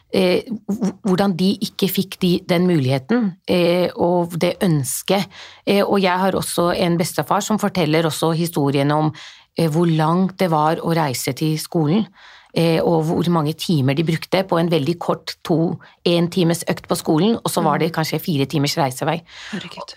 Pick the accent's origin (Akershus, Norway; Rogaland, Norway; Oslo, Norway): Oslo, Norway; moved away as an adult; now in Jessheim, Norway; Jeg er født og oppvokst i Norge, men klart, jeg har jo vokst opp på Groruddalen.